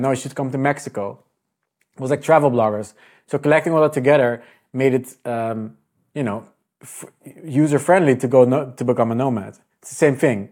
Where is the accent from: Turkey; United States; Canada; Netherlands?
Netherlands; I'm Dutch